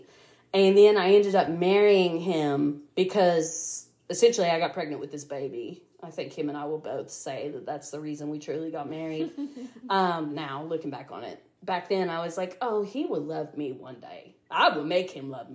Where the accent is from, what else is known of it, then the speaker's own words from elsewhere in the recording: United States; also born or lived in Tampa, Florida; I was born right here in the Tri-Cities. Basically lived here all my life